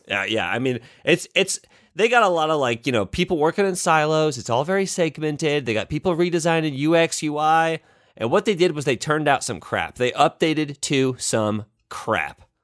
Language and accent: English; Indiana, United States; I'm from Indiana